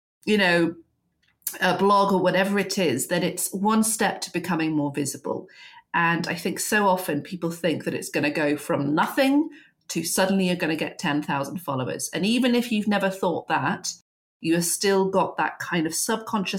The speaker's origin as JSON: {"language": "English", "region": "England", "country": "United Kingdom", "said": "particularly as English women"}